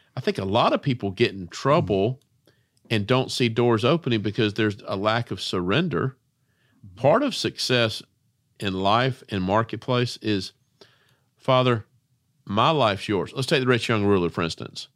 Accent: Spartanburg, South Carolina, United States; I'm from Spartanburg, South Carolina

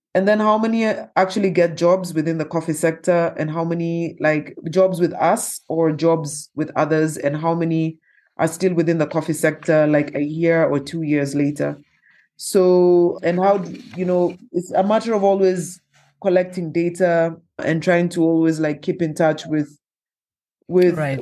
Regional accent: Kenya; as a Kenyan entrepreneur, as a woman

